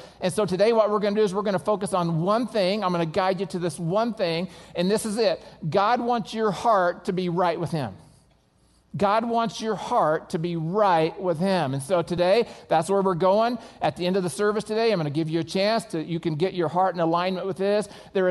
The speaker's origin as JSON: {"language": "English", "region": "Oklahoma", "country": "United States", "said": "I'm from Oklahoma, and I lost my accent on purpose, okay?"}